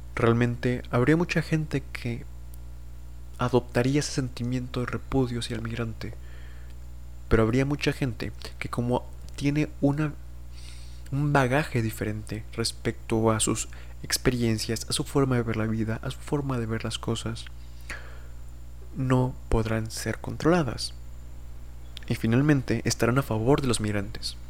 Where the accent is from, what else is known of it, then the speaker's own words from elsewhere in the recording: Mexico; yo diría que soy mexicano, por supuesto. Tanto en mis documentos oficiales por haber nacido en un estado